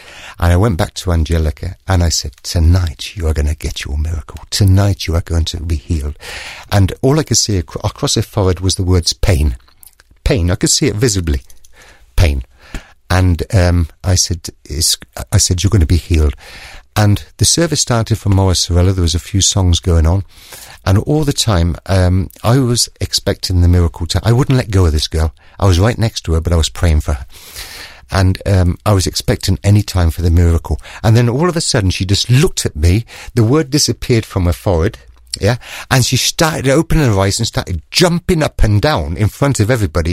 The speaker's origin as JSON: {"language": "English", "country": "United Kingdom", "moved": "yes", "lives_now": "Germany", "said": "I can speak in English, yeah, because I'm British"}